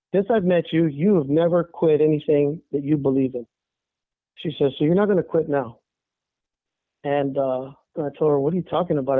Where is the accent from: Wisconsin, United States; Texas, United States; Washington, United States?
Texas, United States; El Paso; now in San Antonio, United States; I was born and raised in El Paso, Texas